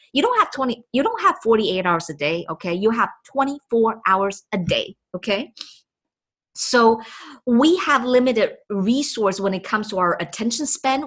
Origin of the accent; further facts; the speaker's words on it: Taipei, Taiwan; first language Chinese; English is a second language; moved away; I was born and raised in Taipei, Taiwan